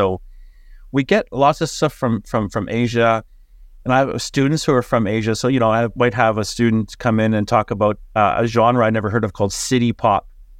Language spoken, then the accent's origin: English; Winnipeg, Manitoba, Canada; moved away as an adult; now in Auckland, New Zealand